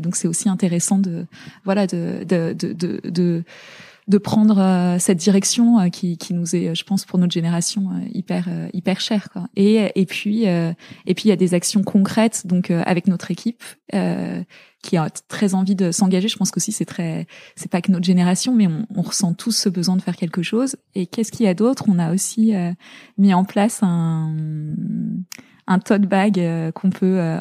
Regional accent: La Garenne-Colombes, Île-de-France, France; also born or lived in Zaire (DR Congo); j'étais à l'école. on est rentré en euh, en élément, à l'élémentaire, j'étais en, j'étais en, à la Garenne Colombe

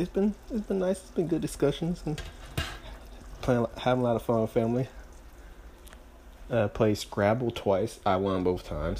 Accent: Greenville, Mississippi, United States; moved away; my hometown, Greenville, Mississippi.

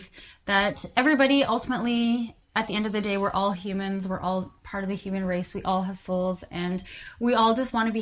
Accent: Calgary, Alberta, Canada; now in Vancouver, Canada; I'm originally from Calgary, Alberta, Canada

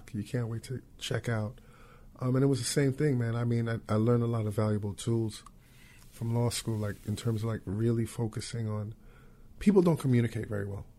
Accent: New York, United States; coming from New York, being a New Yorker

